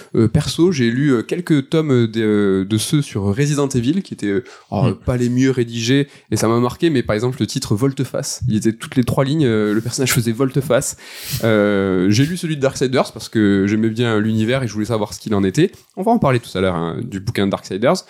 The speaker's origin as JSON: {"language": "French", "country": "France", "first_language": "French", "said": "en tant que français"}